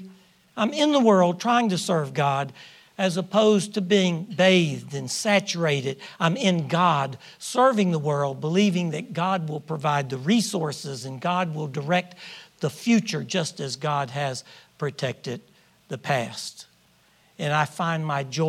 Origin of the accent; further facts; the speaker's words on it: Washington, District of Columbia, United States; moved away; Janet and I grew up in Washington, D.C. We're Washingtonians, born and raised in the District of Columbia